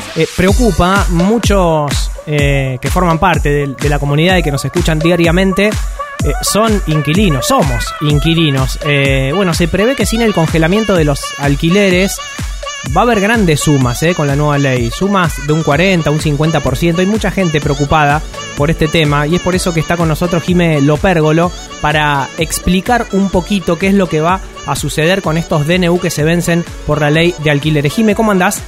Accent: Argentina; como argentinos

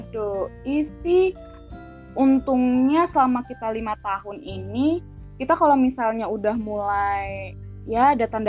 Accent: Jakarta, Indonesia; doi gue nih beda beda provinsi tinggalnya sama gue dia dari Jawa Timur gue dari Jakarta

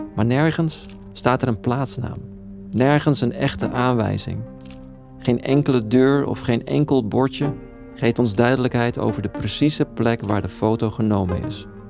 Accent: Netherlands; het land waar ik geboren ben

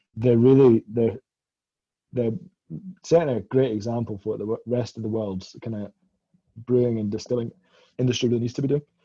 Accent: Scotland, United Kingdom; I'm Scottish and you know we're a bit tight with our money

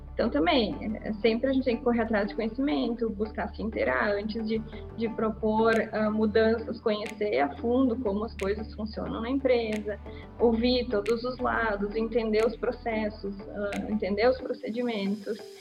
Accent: Bento Gonçalves, Rio Grande do Sul, Brazil; eu sou de Bento Gonçalves

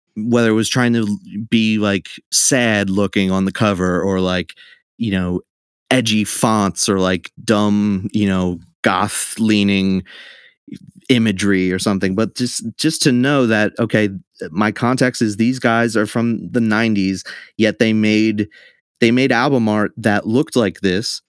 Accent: Trenton, New Jersey, United States; also born or lived in Baltimore; grew up in Trenton. I've lived here my whole life

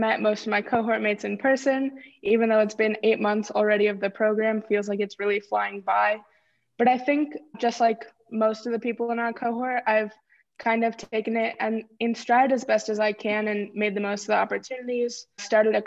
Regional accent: Bay Area, California, United States; moved away as an adult; also born or lived in Arizona; I grew up here in the Bay Area

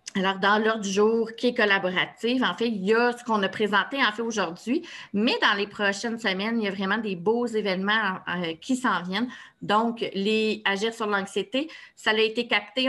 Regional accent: Laval, Quebec, Canada; je viens de Laval, de Fabreville

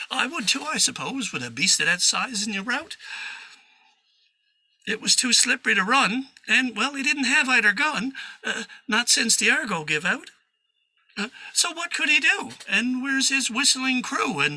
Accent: Newfoundland and Labrador, Canada

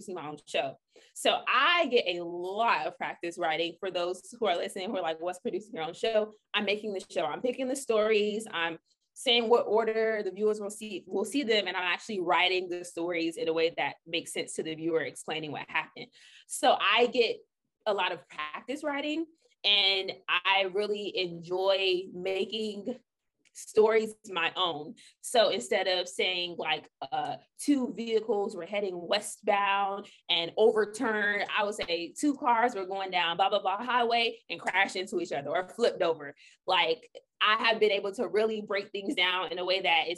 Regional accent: Orlando, Florida, United States; I interned in Orlando at Wesh 2 in my hometown

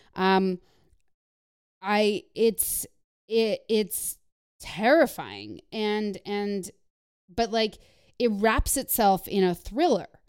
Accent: Canada; moved away; growing up in Canada

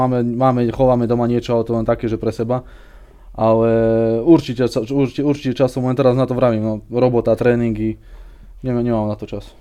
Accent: Železná Breznica, Banská Bystrica Region, Slovakia; vyrástol som e, v nedalekej dedine pri Zvolene

